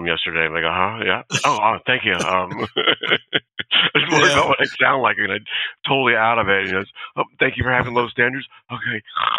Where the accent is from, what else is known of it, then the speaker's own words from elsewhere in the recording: California, United States; Well, I grew up in California. I was a Navy brat.